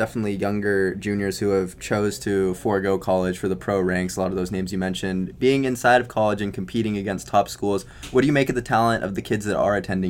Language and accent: English; Southern California, United States; we're both from Southern California